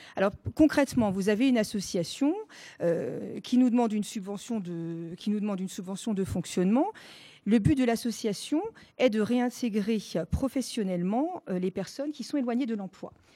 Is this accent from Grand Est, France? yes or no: yes; Alsace, Grand Est, France; first language Alsatian; French is a second language; L'alsacien est ma langue maternelle.